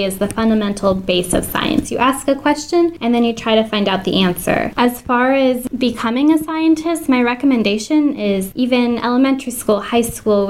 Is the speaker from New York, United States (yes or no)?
no; Papillion, Nebraska, United States; I'm from Papillion, Nebraska.